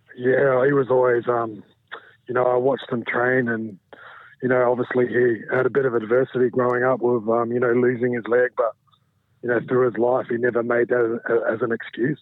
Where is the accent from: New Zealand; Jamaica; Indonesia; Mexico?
New Zealand; moved away as an adult; also born or lived in Brisbane, Australia; now in England; I moved back to New Zealand when I was um, about two years old. So you know, I had my childhood in New Zealand, and you know, I do classify myself as a, as a Kiwi.